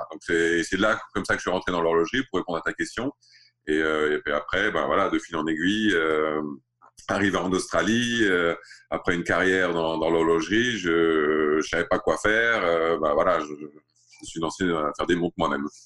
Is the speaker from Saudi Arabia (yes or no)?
yes; Riyadh, Riyadh Province, Saudi Arabia; also born or lived in Alsace, France; J'ai grandi en Arabie Saoudite et euh, à Riyad. Et euh, je suis né en Alsace, j'ai grandi en Arabie Saoudite.